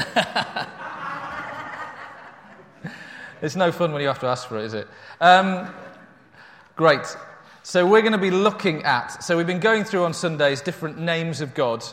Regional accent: Yorkshire and the Humber, United Kingdom; I grew up in North Yorkshire, in amongst sheep farming hills all around me

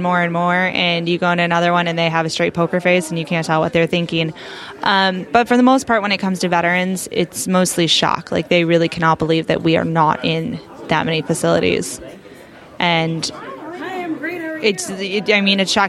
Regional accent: North Carolina, United States; moved away; my home state of North Carolina

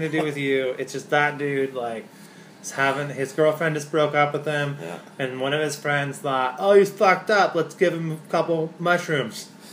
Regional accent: Spokane, Washington, United States; here where I grew up in Spokane

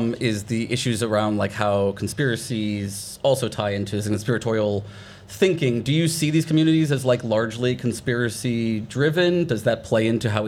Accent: United States; I'm an American

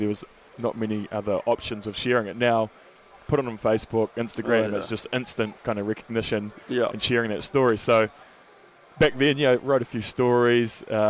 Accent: Hawke's Bay, New Zealand; also born or lived in Canterbury; I grew up in Hawke's Bay in the North Island

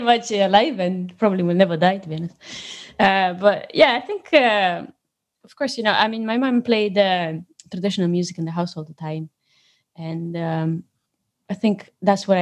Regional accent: Romania; moved away as an adult; now in Scotland, United Kingdom; I know I'm from Romania

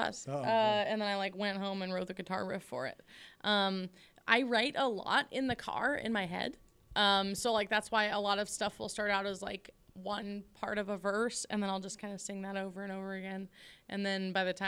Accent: the Northwest, Pacific Northwest, United States; I'm still really happy that I'm from the Northwest. I love being home

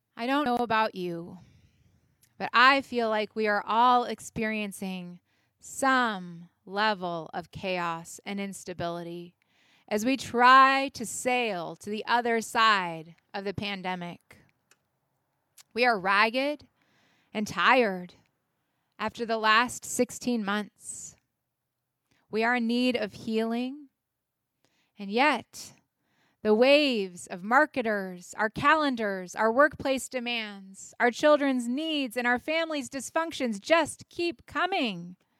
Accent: United States; as Americans and as citizens

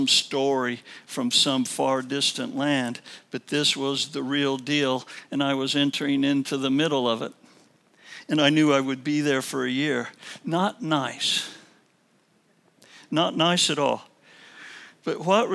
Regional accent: Illinois, United States; moved away; I was also from Illinois

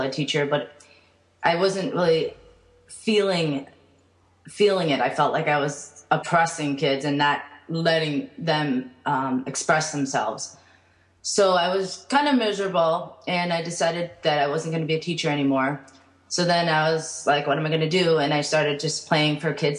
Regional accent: United States; born in the United States, and they emigrated a year before I was born.

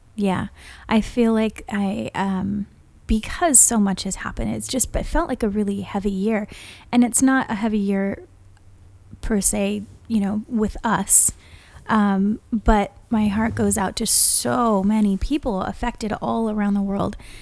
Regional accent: Hawaii, United States; now in California, United States; we've lived in california for so long but growing up in Hawaii, we don't have daylight

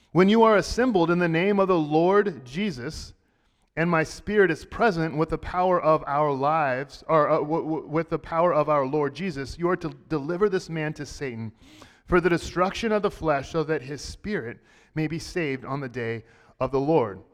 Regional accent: Texas, United States; I grew up in Texas

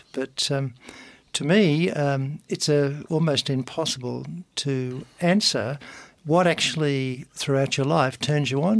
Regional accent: Bowen, Queensland, Australia; also born or lived in Brisbane; I was from North Queensland, lived on a farm for the first 5 years of my life

